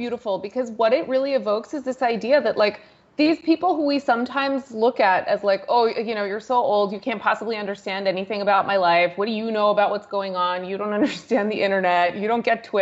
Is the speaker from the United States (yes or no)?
yes; United States; moved away as an adult; now in India; I was raised in a half American, half European household and spent most of my childhood in the US